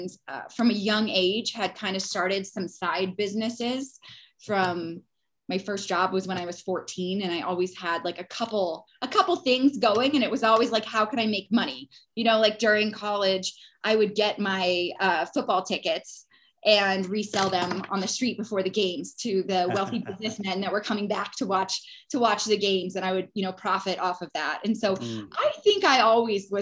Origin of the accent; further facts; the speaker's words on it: Florida Keys, United States; I was born and raised down in the Florida Keys on a very small island